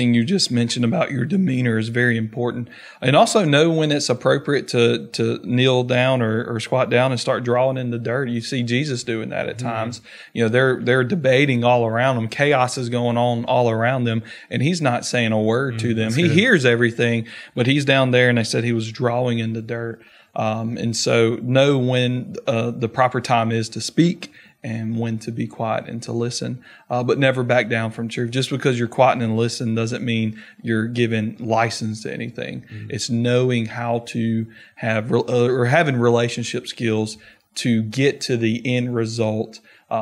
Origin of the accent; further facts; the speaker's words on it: South Louisiana, United States; now in North Georgia, United States; growing up in South Louisiana